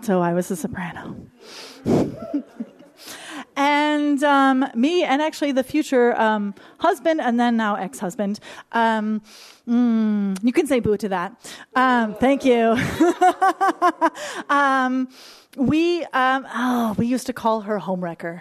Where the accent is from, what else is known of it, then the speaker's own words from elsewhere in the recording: Michigan, United States; I grew up in Bible Belt, Michigan